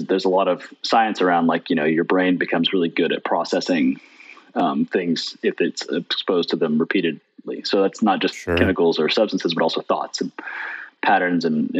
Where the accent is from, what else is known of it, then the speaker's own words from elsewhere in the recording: Ozarks, Northwest Arkansas, United States; here that's a little less known than other places, which has been a great place to grow up and has also been a great place to stay